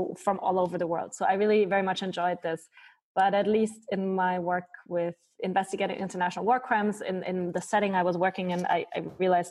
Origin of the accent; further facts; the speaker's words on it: Munich, Bavaria, Germany; moved away as an adult; also born or lived in Malta; now in Switzerland; I used to do a lot of work for refugees and migrants also in my hometown in Munich.